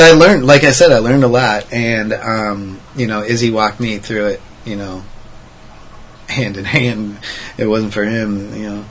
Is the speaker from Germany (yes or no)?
no; United States; I'm American-born citizen. I love America.